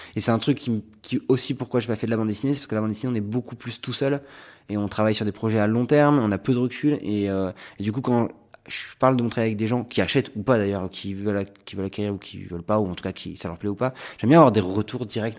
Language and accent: French; Arcachon, Nouvelle-Aquitaine, France; born or raised there; moved away